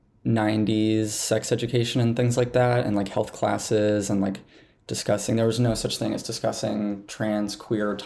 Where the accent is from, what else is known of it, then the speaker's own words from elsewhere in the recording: Montana, United States; growing up in Montana.